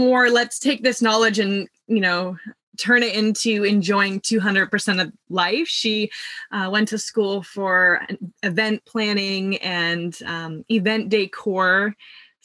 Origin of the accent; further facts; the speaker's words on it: Midwest, United States; I was born in the Midwest, where there is a community of around 5,000 meditators. And so I grew up with my parents meditating twice a day